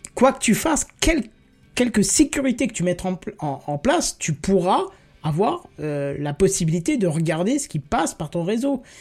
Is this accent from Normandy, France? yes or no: no; Grand Est, France; je viens du Grand Est